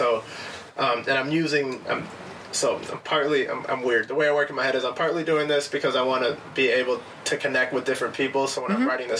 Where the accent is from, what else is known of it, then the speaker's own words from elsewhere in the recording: California, United States; And I'm from California.